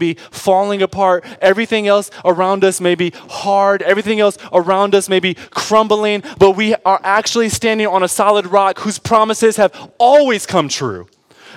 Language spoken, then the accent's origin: English; Detroit, Michigan, United States; I'm from Detroit